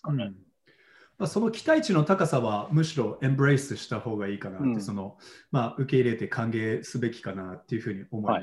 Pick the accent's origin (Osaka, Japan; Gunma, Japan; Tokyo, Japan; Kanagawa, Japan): Tokyo, Japan; born or raised there; also born or lived in New York, United States